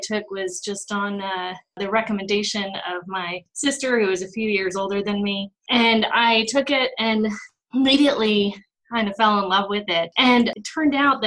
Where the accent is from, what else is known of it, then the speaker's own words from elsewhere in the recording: United States; moved away; also born or lived in Connecticut, United States / Los Angeles, California, United States; I grew up half in Connecticut and then half in Los Angeles